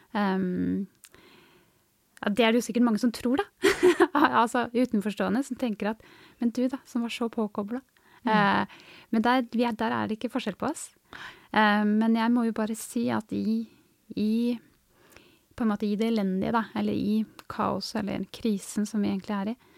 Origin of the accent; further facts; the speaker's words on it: Hurdal, Akershus, Norway; moved away as an adult; now in Tysvær, Norway; Jeg kommer opprinnelig fra Hurdal, en bygd litt nord for Oslo